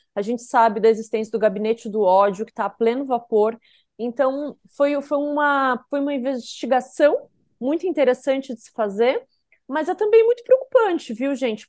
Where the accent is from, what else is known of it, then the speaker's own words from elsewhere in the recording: South Region, Brazil; como a gente diz lá no sul, eu sou sulista